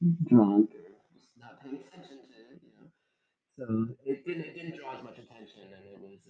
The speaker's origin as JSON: {"language": "English", "region": "New York", "country": "United States", "tie": "born or raised there", "said": "I grew up in New York"}